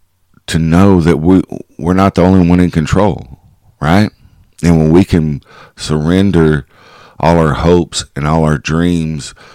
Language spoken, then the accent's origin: English; Kaufman County, Texas, United States; my hometown